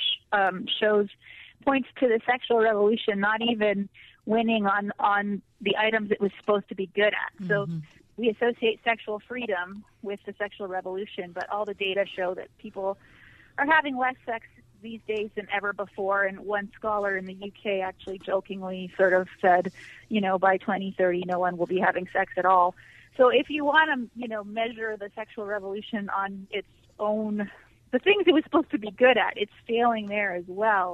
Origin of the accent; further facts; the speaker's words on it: Toronto, Ontario, Canada; moved away as an adult; I grew up in Toronto, a very huge, large city in Canada